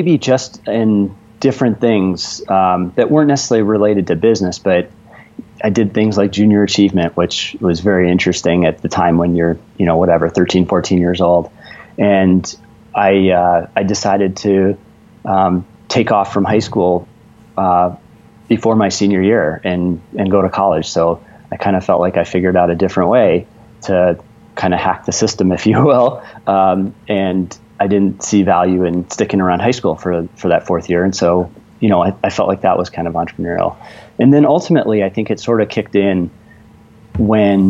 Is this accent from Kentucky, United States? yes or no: no; Kalamazoo, Michigan, United States; I grew up not far from where you both are in Kalamazoo, Michigan